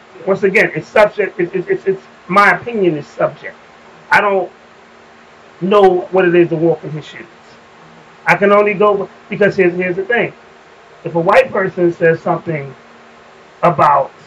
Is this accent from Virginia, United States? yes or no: yes; Alexandria, Virginia, United States; growing up in Alexandria, Virginia